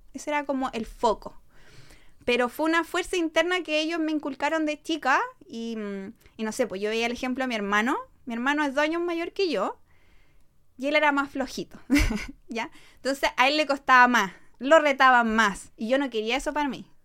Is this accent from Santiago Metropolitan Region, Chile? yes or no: yes; Maipú, Santiago Metropolitan Region, Chile; yo soy de Maipú, así que me, crié toda la vida en Maipú